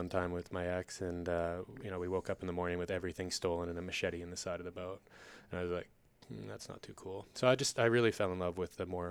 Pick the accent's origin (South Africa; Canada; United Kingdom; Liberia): Canada; Maple Ridge, British Columbia; also born or lived in Vancouver Island; I'm the Executive Director of Plastic Oceans Canada. That came about as I grew up in Maple Ridge, in the Lower Mainland outside of Vancouver.